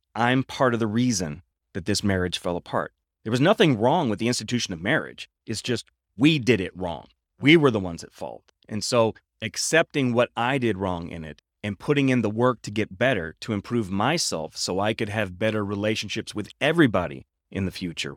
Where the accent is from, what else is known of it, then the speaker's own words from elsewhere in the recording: Midwest, United States; I'm from the Midwest, and in the Midwest, we have tornadoes.